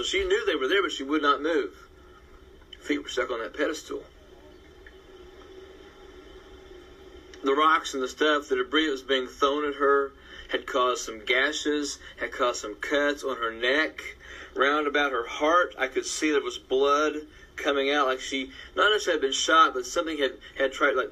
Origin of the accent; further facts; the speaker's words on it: United States; I'm an American